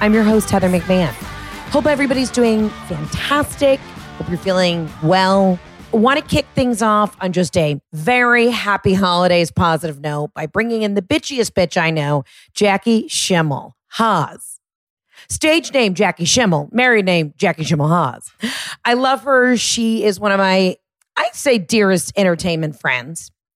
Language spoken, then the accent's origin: English; the South, United States; Because I'm from the South, we eat, sleep, and breathe Vera Bradley.